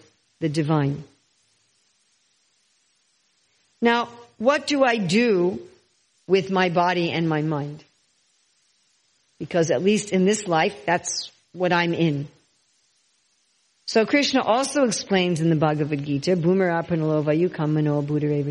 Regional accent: New York City, New York, United States; I was born in New York City, and I think, I'm a New Yorker

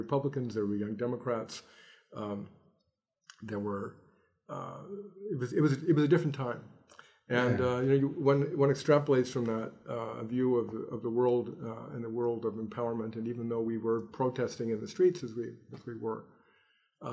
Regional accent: Los Angeles, California, United States; I grew up in Los Angeles

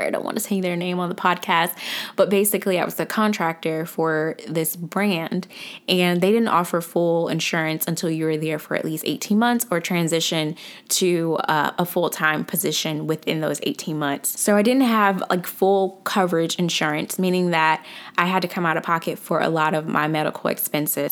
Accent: Atlanta, Georgia, United States; I'm from Atlanta. I'm from the south side of Atlanta, actually

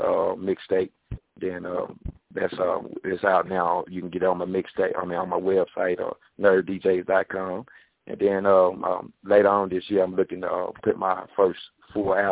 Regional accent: Athens, Alabama, United States; I'm from Athens, Alabama, right outside of Huntsville

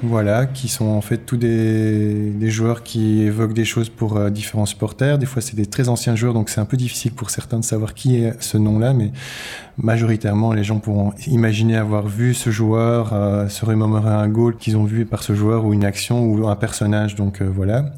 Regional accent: Brussels, Brussels-Capital Region, Belgium; je viens de Bruxelles

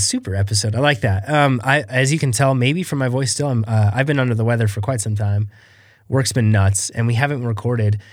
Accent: Reno, Nevada, United States; we're from Reno

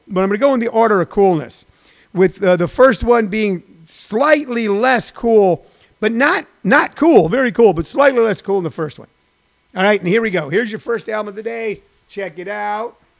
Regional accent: St. Louis, Missouri, United States; moved away; also born or lived in Los Angeles; a neighborhood that we grew up in as poor kids

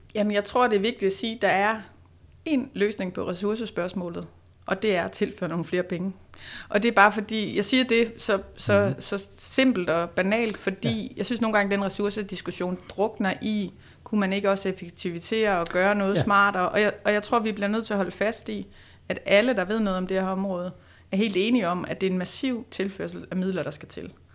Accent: Odense, Southern Denmark, Denmark; Men så er jeg vokset op på Fyn i Odense, ja. så der er jeg born and raised

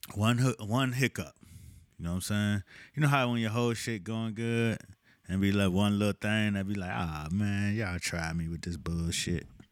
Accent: Miami, Florida, United States; I'm from Miami

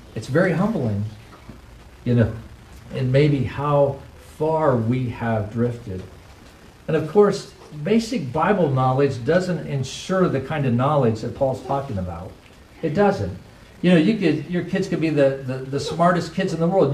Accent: United States; as an American Christian

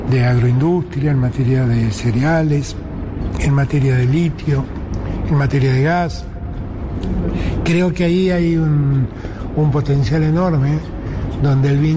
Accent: Argentina; Yo como argentino

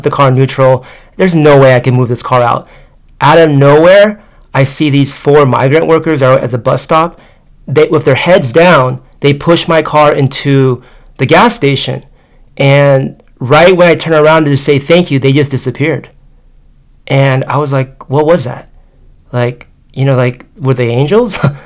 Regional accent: United States; accent: American; also born or lived in Tokyo; I'm American

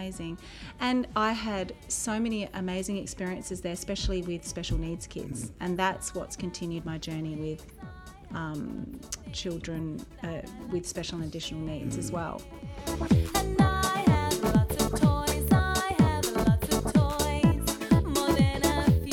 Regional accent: Gold Coast, Queensland, Australia; moved away as an adult; also born or lived in Sydney; now in Melbourne, Australia; I'm from Sydney, but I grew up on the Gold Coast and I've always had such a connection to the Gold Coast

